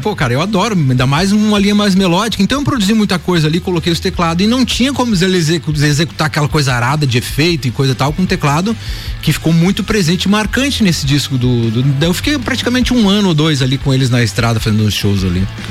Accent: Brazil; a gente morava ali na Popular, a gente nasceu na Popular

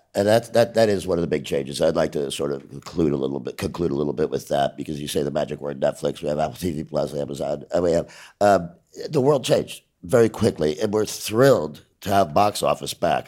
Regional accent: Ireland; I'm an Irish

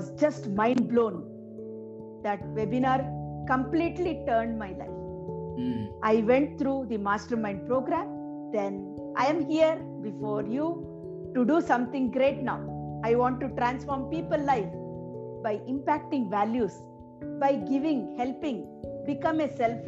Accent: Bangalore, Karnataka, India; from Bangalore. I have born and brought up in a small middle-class family

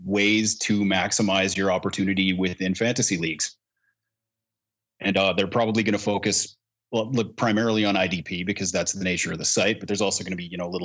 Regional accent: Canada; I'm Canadian

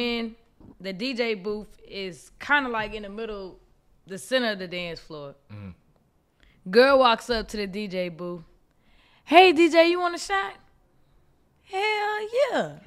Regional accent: Houston, Texas, United States; I'm from Acres Home, I'm a North Side baby

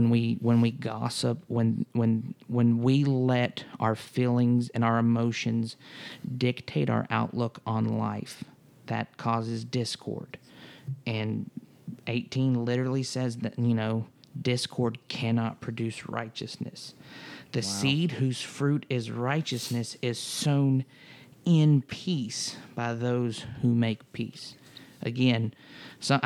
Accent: United States; as an American, as a citizen of the United States

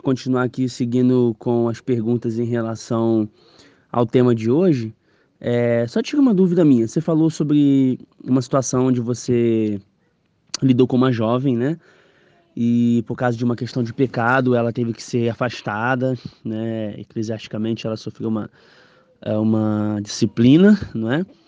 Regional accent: Rio de Janeiro, Brazil; moved away as an adult; now in São Paulo, Brazil; O Edson agora tá morando na Bahia, eu tô morando em São Paulo e nós somos cariocas

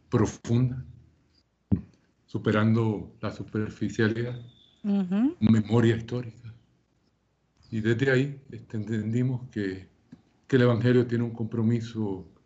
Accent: Carolina, Puerto Rico; born or raised there; moved away as an adult; also born or lived in United States / Costa Rica / Mexico / El Salvador; now in Guatemala City, Guatemala

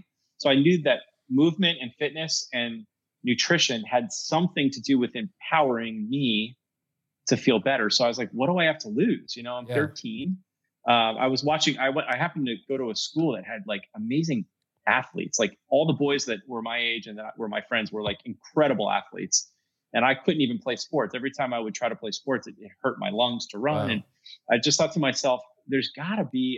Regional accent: Pennsylvania, United States; we're from Pennsylvania.

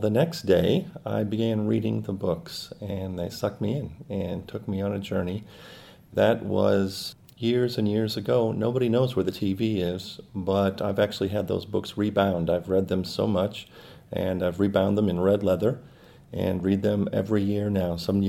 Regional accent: St. Louis, Missouri, United States; I'm 51 years old, and I'm from St. Louis, Missouri, in the United States.

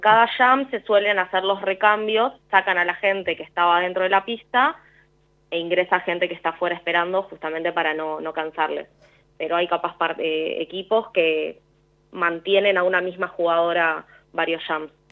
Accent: Buenos Aires, Argentina; yo soy de Capital Federal.

